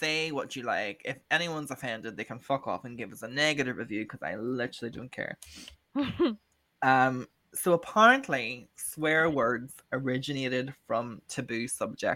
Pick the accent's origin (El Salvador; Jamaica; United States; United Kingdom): United Kingdom; Northern Ireland; the other three of us are from Northern Ireland